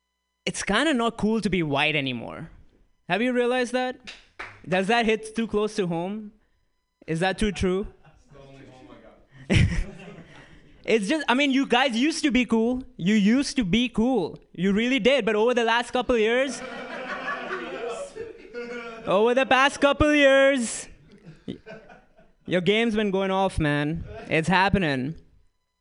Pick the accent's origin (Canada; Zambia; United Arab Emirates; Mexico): United Arab Emirates; Dubai; moved away as an adult; also born or lived in Bloomington, Indiana; now in United States; I'm Indian. Purebred. I'm not from here, though. I grew up in Dubai, came here a couple years ago